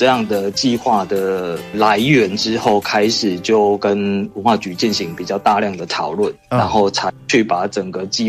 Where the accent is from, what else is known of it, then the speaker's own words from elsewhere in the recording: Tainan, Taiwan; 我们自己就是台南人